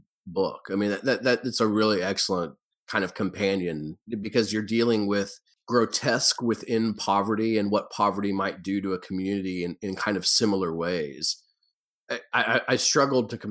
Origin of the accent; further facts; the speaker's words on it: the South, United States; I grew up in the South